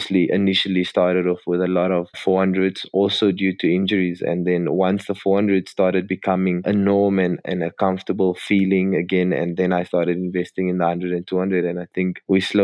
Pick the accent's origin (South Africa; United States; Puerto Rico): South Africa; Cape Town, Western Cape; also born or lived in Midrand / Johannesburg; growing up in Cape Town and being a Cape boy